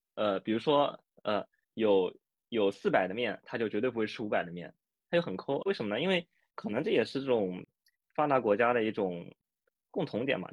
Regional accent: Shanghai, China; moved away as an adult; now in Japan; 因为我本身是上海人嘛，就离上海其实很近

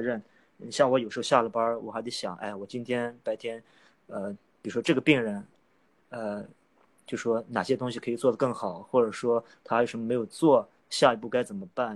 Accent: Xinjiang, China; moved away; also born or lived in Cairns; 我是北方人，然后我是，呃，我老家是新疆的哦

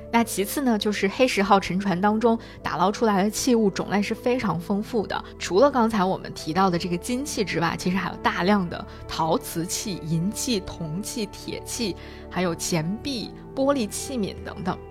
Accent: China; 我们中国人

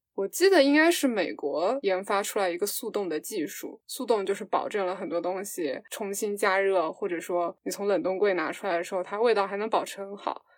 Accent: Fujian, China; 我们家是福建的

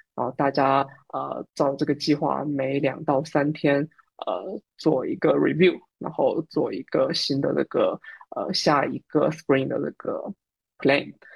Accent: Fujian, China; moved away as an adult; now in Singapore; 我也是福建人

